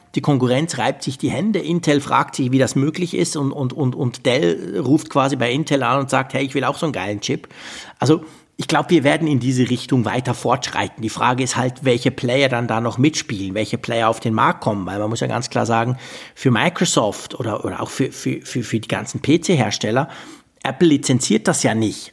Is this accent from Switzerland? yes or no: yes; Switzerland; bei uns in der Schweiz